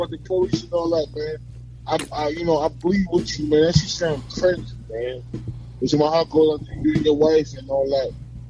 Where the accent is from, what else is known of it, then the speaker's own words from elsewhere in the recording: New York City, New York, United States; Northside Queens. I'm from Springfield Boulevard.